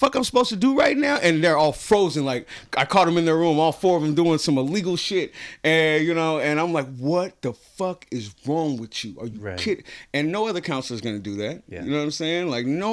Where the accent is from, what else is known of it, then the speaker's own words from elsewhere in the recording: San Francisco, California, United States; when I grew up in Hunters Point, everybody was my uncle or my auntie